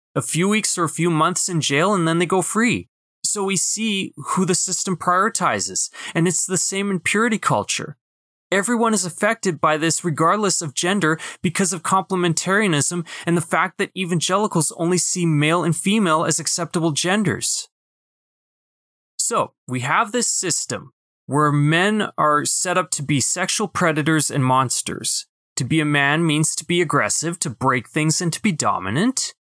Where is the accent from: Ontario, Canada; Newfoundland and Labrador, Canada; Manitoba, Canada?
Manitoba, Canada; Winnipeg; also born or lived in Brandon; my hometown in Winnipeg